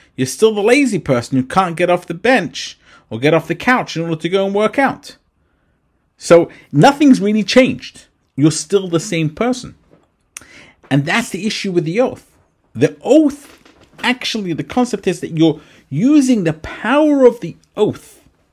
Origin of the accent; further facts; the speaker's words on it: England, United Kingdom; moved away; when I grew up in England